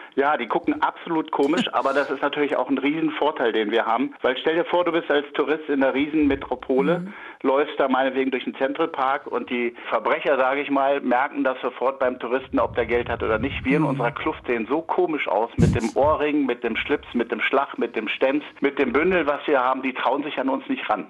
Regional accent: Wolfsburg, Lower Saxony, Germany; ich habe meine Heimat schätzen gelernt und ich bin total gerne in Wolfsburg und ich bin gerne nach Hause gekommen.

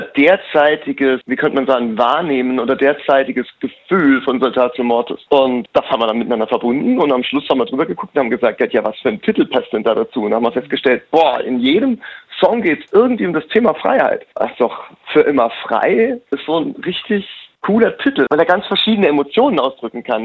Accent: Rhineland-Palatinate, Germany; als in der Pfalz geboren und in der Pfalz aufgewachsen

